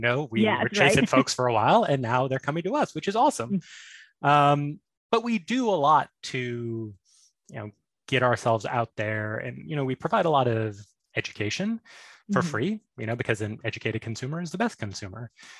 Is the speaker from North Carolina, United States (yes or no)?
no; Alabama, United States; born there; accent: Southern; also born or lived in New York; now in Connecticut, United States; I was born in Alabama, as you can tell by my rich Southern accent. But I lived in New York for several years.